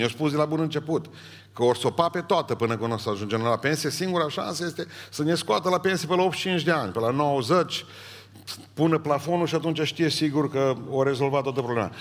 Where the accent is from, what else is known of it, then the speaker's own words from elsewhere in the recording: Romania; m-am născut în România și nu m-am născut în Africa